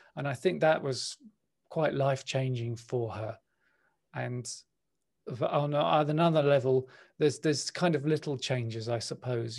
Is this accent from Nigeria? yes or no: no; London, United Kingdom; I was born in West London. I grew up in West London